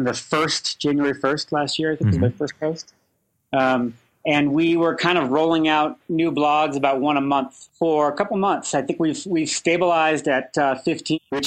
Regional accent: Colorado, United States; I'm from Colorado

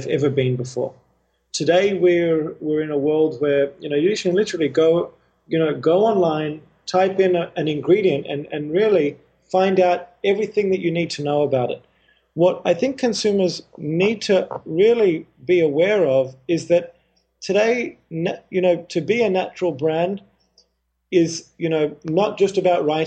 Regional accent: Australia; also born or lived in Haifa, Israel / Indonesia / India; At the age of 4, my family moved to Australia

